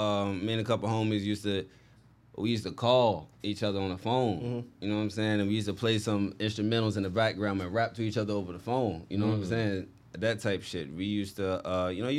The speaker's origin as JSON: {"language": "English", "town": "Portsmouth", "region": "Virginia", "country": "United States", "tie": "born or raised there", "also_born_or_lived": "Chesapeake, Virginia", "said": "I'm from Portsmouth."}